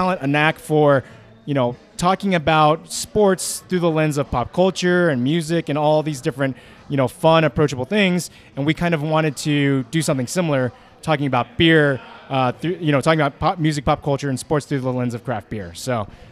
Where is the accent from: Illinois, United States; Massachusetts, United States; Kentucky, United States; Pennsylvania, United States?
Kentucky, United States; Lexington; moved away as an adult; now in Denver, United States; I was born and raised in Lexington, Kentucky